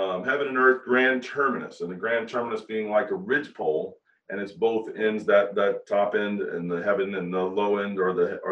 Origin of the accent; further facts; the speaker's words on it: Ohio, United States; moved away as an adult; now in Florida, United States; I'm from Ohio